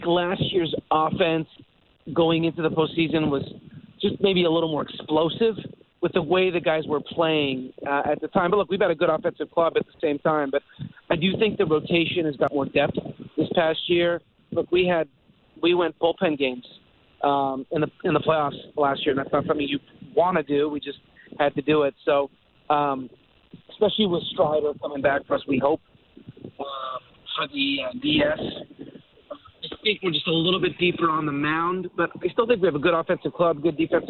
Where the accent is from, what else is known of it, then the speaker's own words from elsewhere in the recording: Montreal, Quebec, Canada; moved away; my experience growing up in Montreal